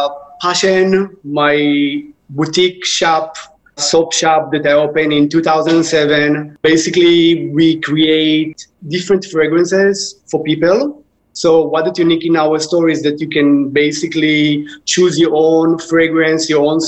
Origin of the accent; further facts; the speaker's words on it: Israel; English is a second language; moved away as an adult; now in New York, United States; Okay, I came from Israel. In Israel, back 15 years ago, when did I open it? It was very popular to open skincare boutiques. And I thought that I can just do it nicer and better here in New York.